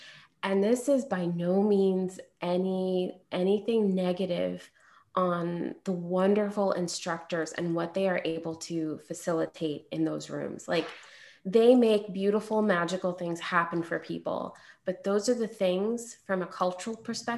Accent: India; it's a little strange as an Indian woman to take a yoga class taught by people who did not grow up in Indian yoga culture

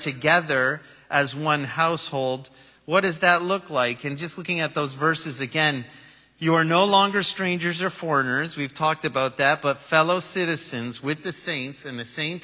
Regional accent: Canada; I just happen to be born in Canada and come from Canada

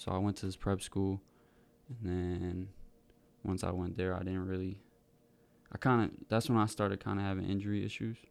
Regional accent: Wareham, Massachusetts, United States; now in McCook, United States; I grew up in Wareham, Massachusetts

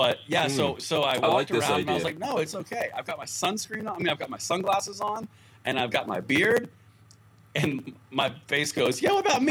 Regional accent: Georgia, United States; I'm from Georgia

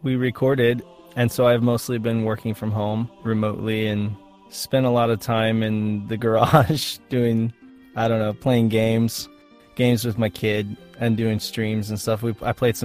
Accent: Reno, Nevada, United States; I grew up in Reno

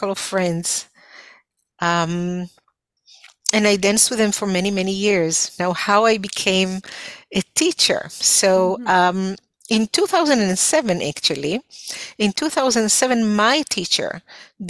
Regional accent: Israel; accent: foreign accent; English is a second language; moved away as an adult; also born or lived in North Carolina, United States; now in Canada; I was born and raised in Israel

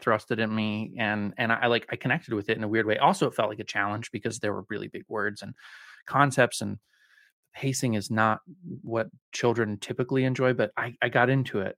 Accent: Colorado, United States; also born or lived in Spokane, Washington; I'm from Colorado. I, I'm a, a native Coloradan

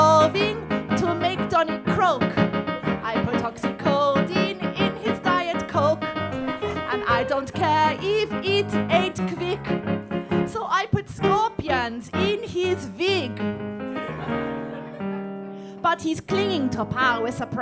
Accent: London, United Kingdom; I'm from London

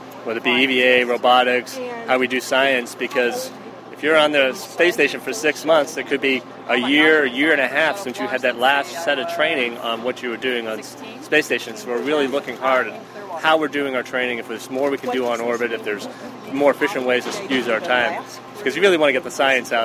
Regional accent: Boston, Massachusetts, United States; first language English; I grew up in Boston.

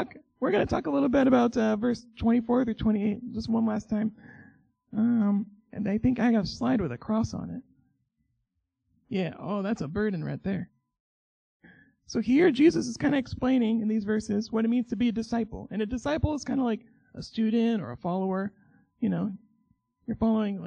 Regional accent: Oklahoma, United States; moved away as an adult; now in Michigan, United States; I'm from Oklahoma

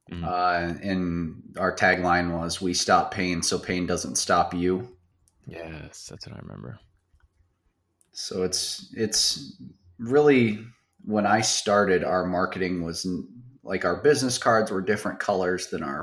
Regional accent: Baraboo, Wisconsin, United States; I grew up in South Central Wisconsin. Uh, very, very small town. Uh, it's called Baraboo.

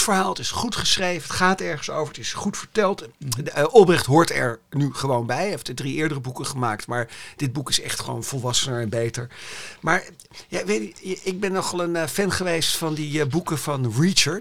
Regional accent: Amsterdam, North Holland, Netherlands; Amsterdam-Zuid, waar ik vandaan kom. Dit is mijn buurt. Hier, dit is mhm. gewoon de architectuur van, van mijn jeugd

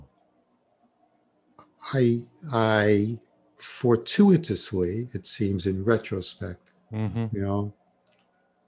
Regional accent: New York City, New York, United States; I grew up in Brooklyn and New York

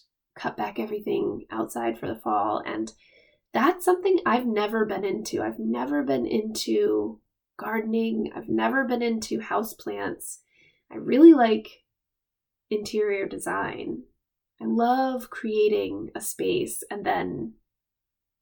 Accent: Rhode Island, United States; moved away as an adult; also born or lived in Hawaii / Pennsylvania; now in Maine, United States; We're both from Rhode Island

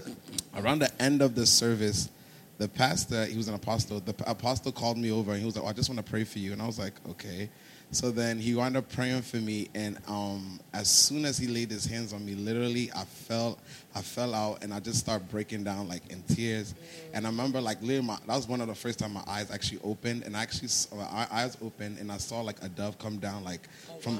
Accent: Ghana; moved away; also born or lived in New Jersey; I'm originally from Ghana

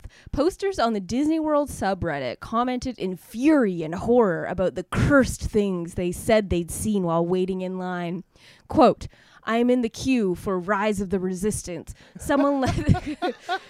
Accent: Canada; moved away; born and raised in Canada

